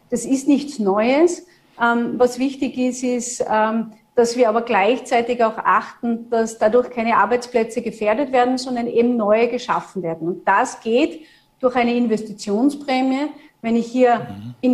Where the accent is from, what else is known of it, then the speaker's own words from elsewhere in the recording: Tyrol, Austria; als Tirolerin jetzt, als sozusagen Nachbarland von Vorarlberg, kann ich ja nur sagen, dass da auch überregional zusammengearbeitet werden muss